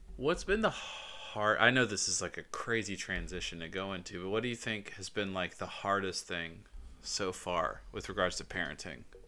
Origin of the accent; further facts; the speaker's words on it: Georgia, United States; I'm from Georgia